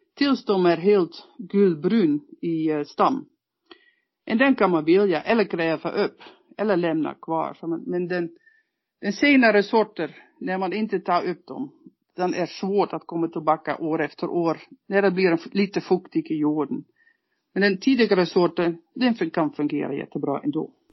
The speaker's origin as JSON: {"language": "Swedish", "country": "Netherlands", "second_language": "Swedish", "moved": "yes", "lives_now": "Norrland, Sweden", "said": "Som holländare"}